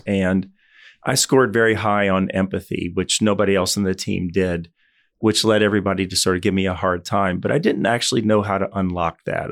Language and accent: English; Louisville, Kentucky, United States; moved away as an adult; I spent the first eighteen years of my life, I grew up in Louisville, Kentucky